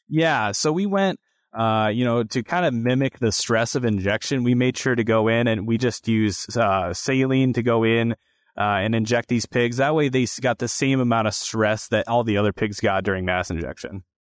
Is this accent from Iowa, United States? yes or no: yes; Grinnell, Iowa, United States; I'm originally from Grinnell, Iowa